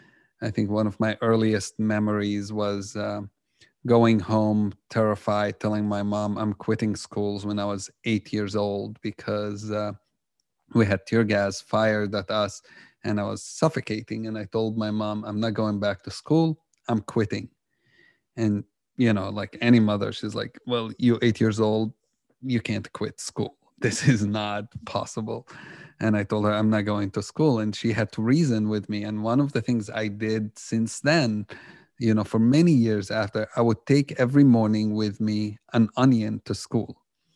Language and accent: English; Jerusalem, Jerusalem District, Israel; Growing up in Jerusalem, I was totally on the other side. And that's because just, you know, reality in Jerusalem, the things I grew up seeing have shaped a lot of what I believed.